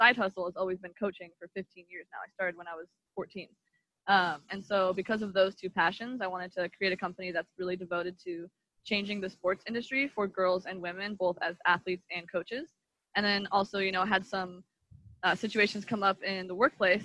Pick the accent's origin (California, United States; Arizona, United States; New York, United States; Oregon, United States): Oregon, United States; moved away as an adult; also born or lived in Miami, Florida; I grew up in Oregon